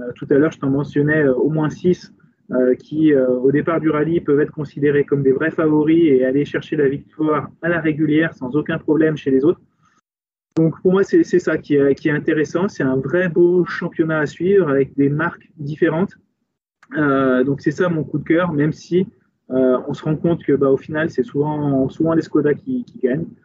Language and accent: French; France; chez nous en France